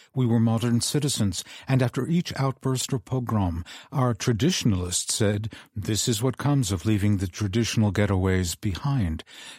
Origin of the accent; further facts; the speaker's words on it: United States; I grew up in that same America, and it was a golden age and place to be born Jewish.